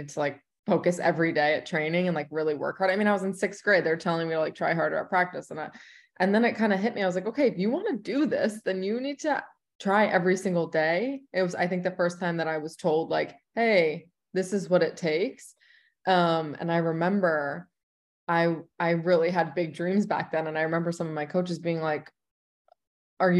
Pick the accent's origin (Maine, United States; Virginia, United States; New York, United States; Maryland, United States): New York, United States; moved away as an adult; also born or lived in Indiana / Houston / North Carolina / Los Angeles; now in Chicago, United States; I'm from New York